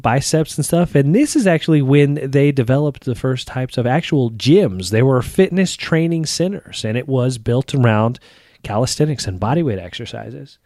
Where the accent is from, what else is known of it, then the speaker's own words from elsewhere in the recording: Texas, United States; I grew up in Texas